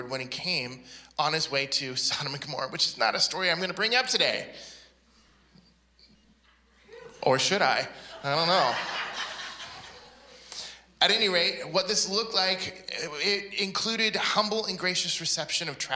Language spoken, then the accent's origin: English; Yakima, Washington, United States; also born or lived in Portland, Oregon; going to my church in my hometown in Yakima, Washington